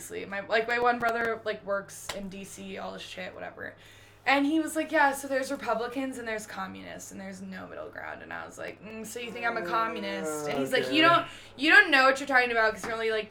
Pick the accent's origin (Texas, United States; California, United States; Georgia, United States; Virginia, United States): California, United States; now in Idaho, United States; growing up in California, I was one of, like, five or six Mormons in my entire school.